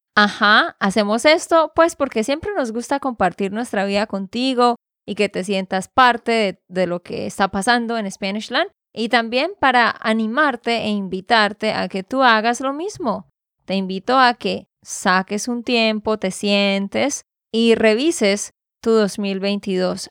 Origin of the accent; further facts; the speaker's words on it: Santander, Colombia; de Santander, Colombia.